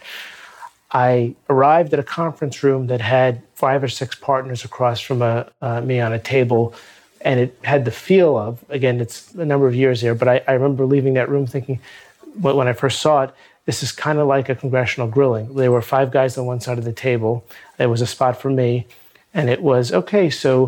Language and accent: English; New York City, New York, United States; also born or lived in London; I'm a lifelong New Yorker. I grew up in Brooklyn